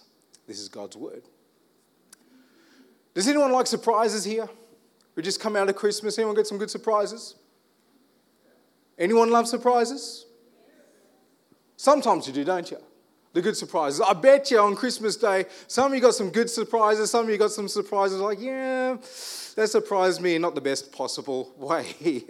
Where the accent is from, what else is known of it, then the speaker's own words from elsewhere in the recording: Armidale, New South Wales, Australia; I'm from Armidale. You can talk me down.